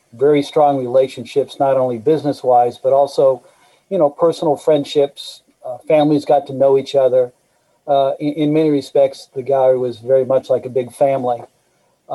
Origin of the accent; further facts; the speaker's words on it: Indianapolis, Indiana, United States; also born or lived in East Coast; I was born on the East Coast, but grew up on the east side of Indianapolis. So I've been here since I was 4 years old and consider myself a Hoosier